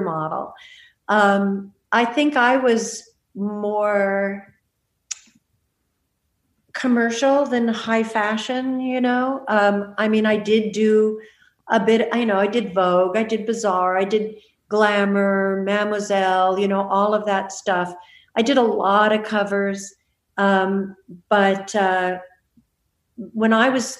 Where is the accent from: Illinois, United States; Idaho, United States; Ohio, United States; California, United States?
California, United States; Malibu; moved away; I grew up in Malibu. Those are my hills.